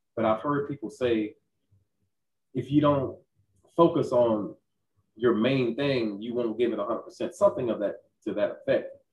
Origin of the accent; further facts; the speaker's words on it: Texas, United States; Growing up in Texas as a as an African American male